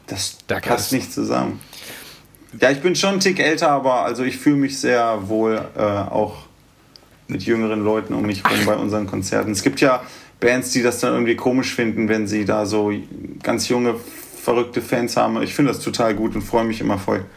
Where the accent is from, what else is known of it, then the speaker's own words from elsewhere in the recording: Göttingen, Lower Saxony, Germany; now in Berlin, Germany; Wir kommen ja ursprünglich aus Göttingen